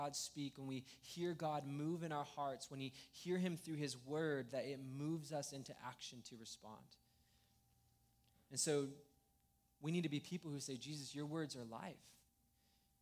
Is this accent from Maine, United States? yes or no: no; Escondido, California, United States; I grew up in Escondido